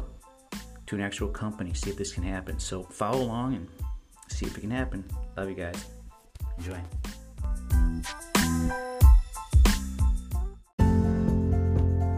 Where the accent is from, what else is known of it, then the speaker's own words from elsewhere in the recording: Chicago, Illinois, United States; I was born in Chicago, raised on the southwest side of Chicago